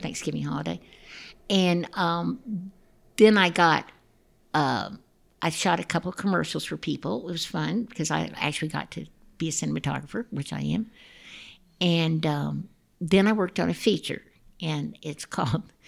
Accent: Dallas, Texas, United States; also born or lived in Austin, Texas / Atlanta; My husband and I were we grew up in Dallas, Texas

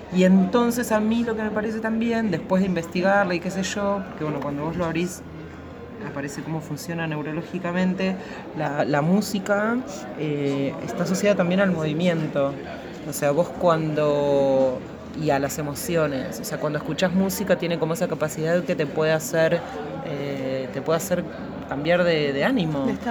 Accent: Argentina; soy argentina, tengo una formación occidental

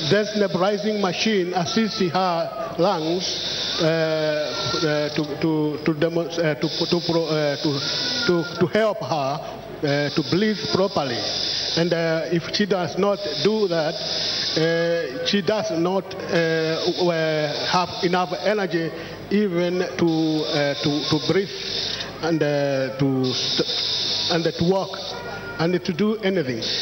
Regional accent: Kenya; now in United Kingdom; I am from United Kingdom. Originally, I came from Kenya

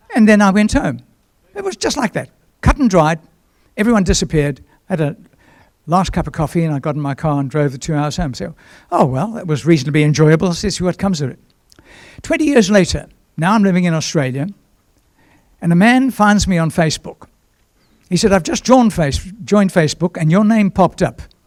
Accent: Durban, KwaZulu-Natal, South Africa; moved away; also born or lived in Johannesburg; my hometown, Durban south coast of Natal

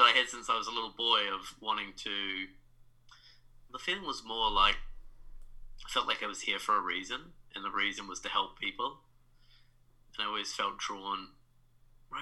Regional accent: New Zealand; moved away as an adult; now in New York, United States; I'm from New Zealand, now a transplant in New York. And yeah, I grew up in New Zealand

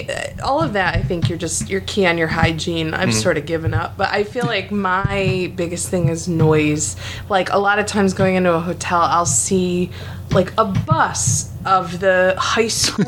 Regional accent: Albion, New York, United States; also born or lived in Albany, New York; now in Philadelphia, United States; I grew up in Western New York.

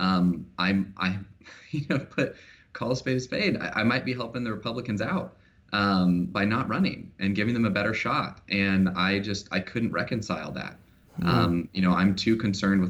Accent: Vancouver, Washington, United States; So I grew up in Vancouver, Washington. You know, I was born and raised here in Washington

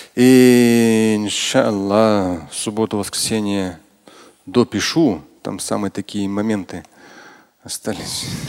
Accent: Russia; я тоже россиянин

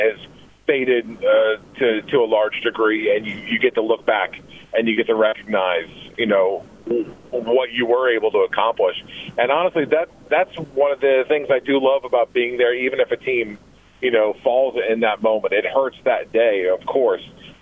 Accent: Delaware, United States; now in Virginia, United States; where I grew up in Delaware

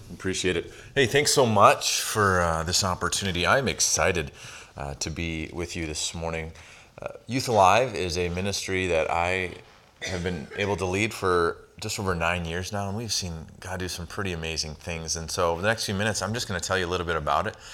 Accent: Saint Paul, Minnesota, United States; I grew up in Saint Paul, Minnesota

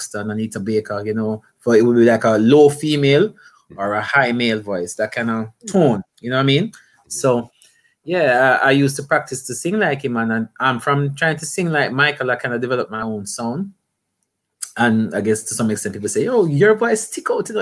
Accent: Portmore, Saint Catherine, Jamaica; I grew up in Portmore, in that St. Catherine in Jamaica, like right next to the capital, I guess, Kingston

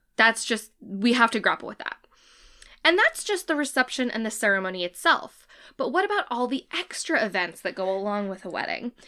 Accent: United States; we are American

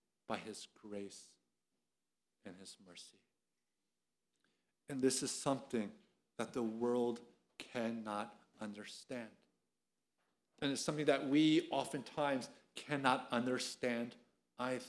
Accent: Philadelphia, Pennsylvania, United States; now in Atlanta, United States; I'm from Philadelphia. You can't take Philadelphia out of me

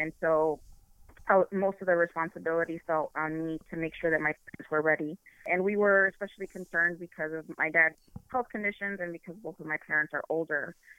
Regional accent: Chicago, Illinois, United States; moved away as an adult; now in Ann Arbor, United States; I am from Chicago, born and raised

